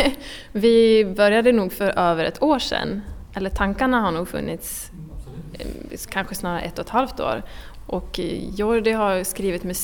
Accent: Åland Islands; also born or lived in Stockholm; jag är violinist och jag är från Åland och jag frilansar som eh, musiker, violinist, eh, projektkoordinator och olika grejer på Åland och i Stockholm.

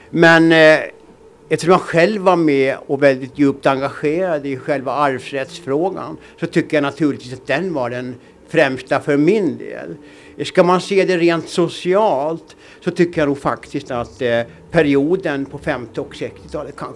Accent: Åland, Finland; Det var ju ett alternativ till det som man upplevde hemma på Åland. Man var hemma på somrarna, och såg vad som hände där.

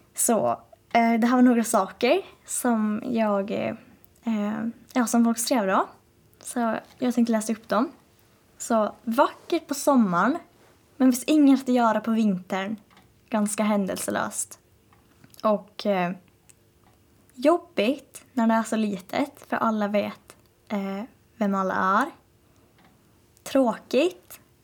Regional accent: Åland Islands

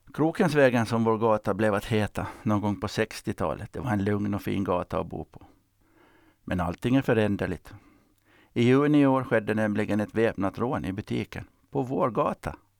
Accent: Finland; Jag växte upp i Strandnäs, eller om det var Johannebo

